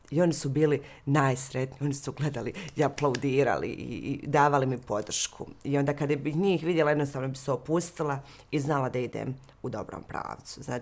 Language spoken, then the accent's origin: Croatian; Mostar, Federation of Bosnia and Herzegovina, Bosnia & Herzegovina; moved away; da se vraćam često u Mostar, ja sam Mostarka na kraju krajeva